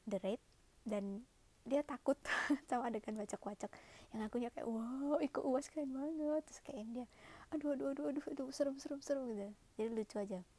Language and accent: Indonesian; Malang, East Java, Indonesia; uh, kebetulan aku orang Malang ya dia tanya eh emang kalau orang Malang itu ngomongnya suka dibalik-balik ya